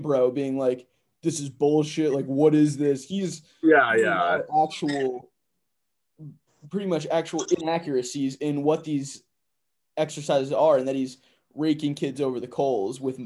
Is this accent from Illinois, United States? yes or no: no; Connecticut, United States; we're from Connecticut